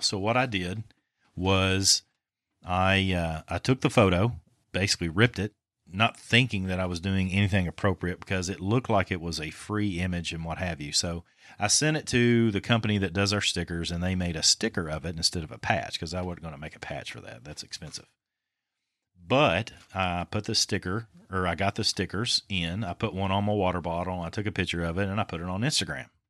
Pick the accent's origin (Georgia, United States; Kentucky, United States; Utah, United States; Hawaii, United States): Kentucky, United States; Winchester; born or raised there